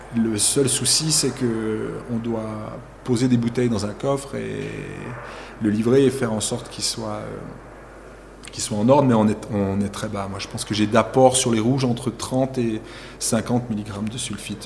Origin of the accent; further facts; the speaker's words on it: Chamoson, Valais, Switzerland; Chez nous, à Chamezon, là, on est entre 450 et 550 mm de pluie par année